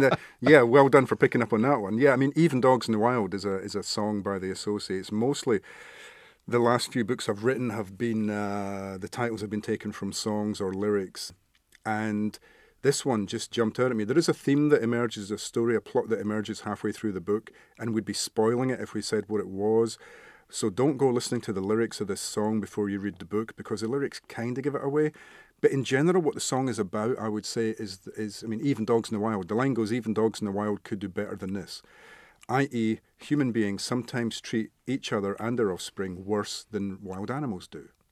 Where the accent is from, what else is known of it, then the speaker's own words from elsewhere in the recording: Scotland, United Kingdom; where I grew up in Scotland, it was a little mining village, coal mining